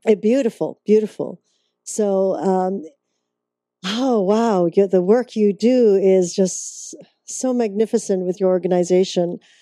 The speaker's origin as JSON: {"language": "English", "country": "Canada", "moved": "yes", "said": "I'm originally from Canada"}